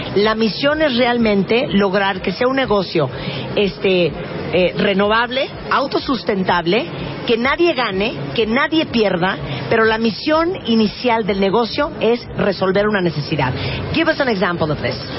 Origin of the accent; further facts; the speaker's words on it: Mexico; somos los mexicanos